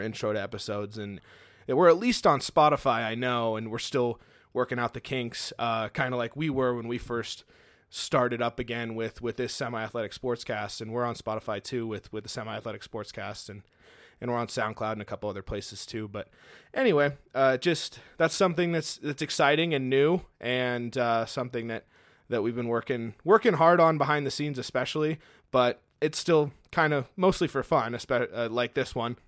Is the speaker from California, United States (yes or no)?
yes; Fresno, California, United States; now in Montana, United States; we grew up in California, originally from the Fresno area down in California. That's where I'm originally from